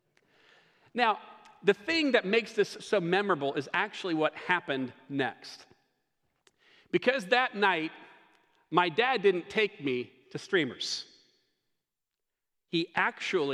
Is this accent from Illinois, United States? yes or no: no; Greenville, South Carolina, United States; my hometown of Greenville, South Carolina